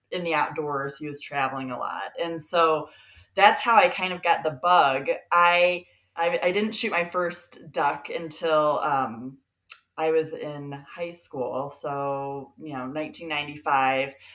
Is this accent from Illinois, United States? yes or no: yes; Peoria, Illinois, United States; I am from Peoria, Illinois, although I grew up um, living in you know, three different countries and eight states